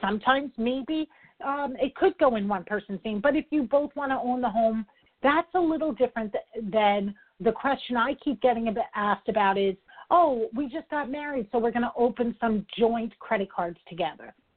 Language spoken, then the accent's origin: English; New York, United States; I'm a New Yorker